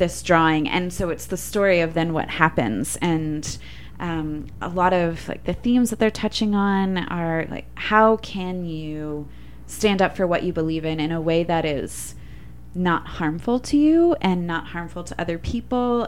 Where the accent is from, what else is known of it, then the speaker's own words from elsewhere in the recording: Orlando, Florida, United States; I also grew up in Orlando, Florida